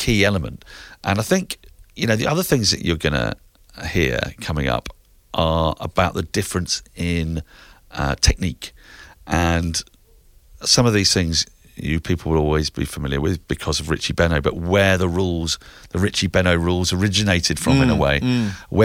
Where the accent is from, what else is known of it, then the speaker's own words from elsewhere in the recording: England, United Kingdom; growing up in England